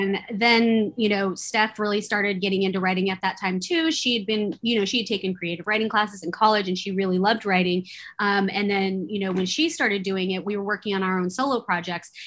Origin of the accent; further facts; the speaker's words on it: Bay Area, California, United States; growing up in the Bay Area in California